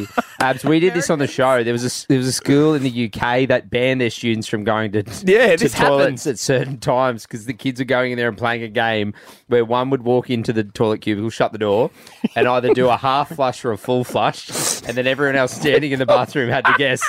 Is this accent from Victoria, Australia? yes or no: no; Brisbane, Queensland, Australia; born there; I was born in Brisbane.